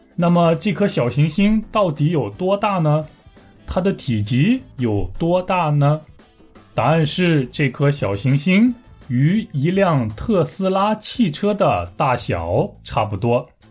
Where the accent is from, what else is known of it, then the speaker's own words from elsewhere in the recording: Taiyuan, Shanxi, China; moved away as an adult; now in Busan, South Korea; 我的家乡山西太原